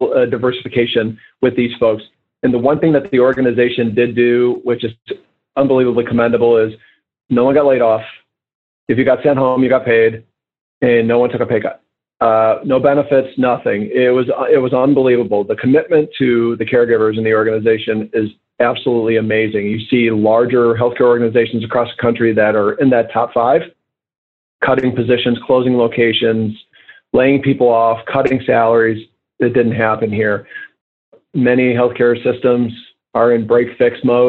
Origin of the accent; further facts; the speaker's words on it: United States; as an American